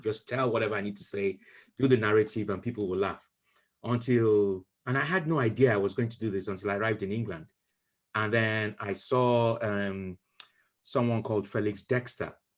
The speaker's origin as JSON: {"language": "English", "country": "Nigeria", "tie": "born or raised there", "moved": "yes", "lives_now": "United Kingdom", "said": "growing up in Nigeria"}